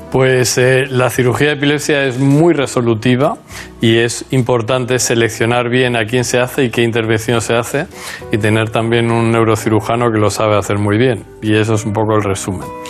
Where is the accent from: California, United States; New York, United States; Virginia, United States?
Virginia, United States; Newport News; moved away; also born or lived in Minnesota / Chicago; Nací en Newport News, Virginia